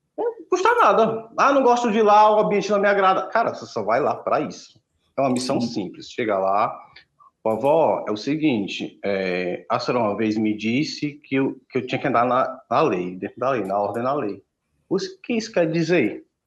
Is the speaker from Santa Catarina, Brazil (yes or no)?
no; Aracati, Ceará, Brazil; o carnaval de Aracati, que é minha cidade natal, é o maior carnaval do estado de Ceará